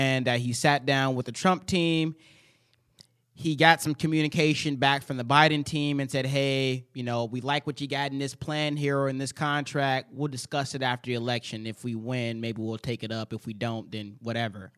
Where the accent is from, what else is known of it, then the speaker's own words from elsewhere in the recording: United States; It's the only country I've ever known.